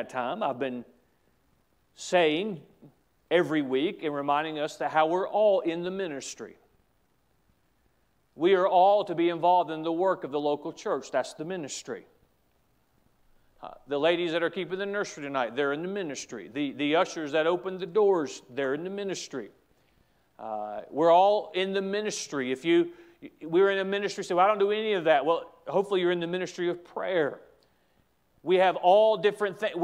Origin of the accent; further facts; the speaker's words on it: United States; As an American